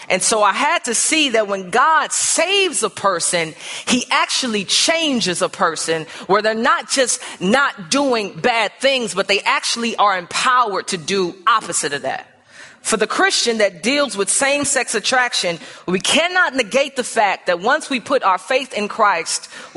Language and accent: English; St. Louis, Missouri, United States; now in Chicago, United States; I grew up in St. Louis